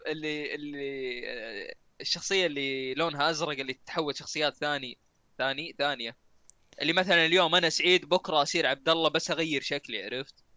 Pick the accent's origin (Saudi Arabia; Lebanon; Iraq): Saudi Arabia; حنا كسعوديين